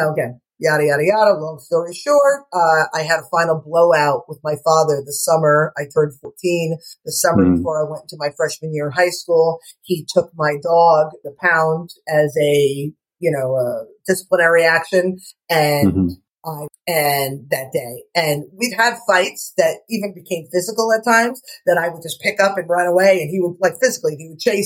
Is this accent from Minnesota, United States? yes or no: no; New Jersey, United States; now in Stuart, United States; I'm from Jersey. My parents are from North Jersey, and my father worked in the city